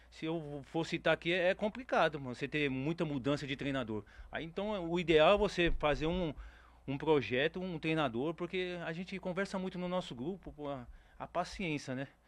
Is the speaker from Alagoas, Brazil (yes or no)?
no; São Paulo, Brazil; Eu torço, eu, eu sou paulista.